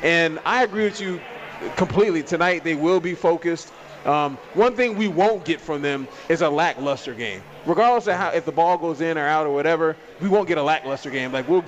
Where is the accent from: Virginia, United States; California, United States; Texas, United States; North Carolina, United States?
California, United States; Oakland; I'm from the Bay. I was born in Oakland.